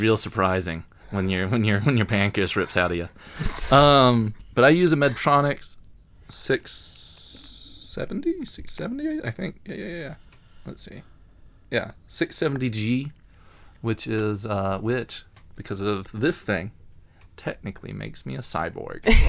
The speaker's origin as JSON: {"language": "English", "region": "Alabama", "country": "United States", "tie": "born or raised there", "accent": "Alabama accent", "moved": "as an adult", "said": "I'm from Alabama. Uh, I don't always sound like it"}